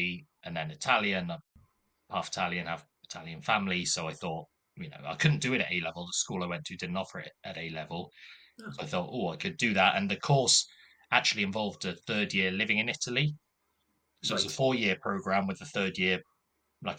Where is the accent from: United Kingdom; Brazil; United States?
United Kingdom; Coventry, West Midlands; moved away as an adult; now in Cardiff, United Kingdom; So I'm from Coventry originally. Yeah, spent all my life in Coventry up to the age of 18